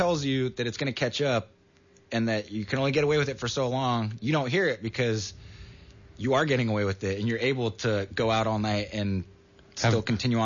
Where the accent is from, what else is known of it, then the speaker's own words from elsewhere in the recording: Santa Cruz, California, United States; growing up in Santa Cruz and from the community